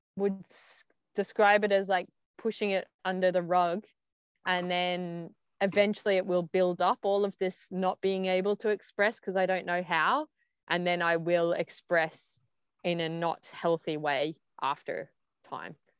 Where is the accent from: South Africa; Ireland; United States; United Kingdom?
Ireland; accent: Aussie, Irish; first language English; also born or lived in Australia; I had an Aussie accent, then I had an Irish accent.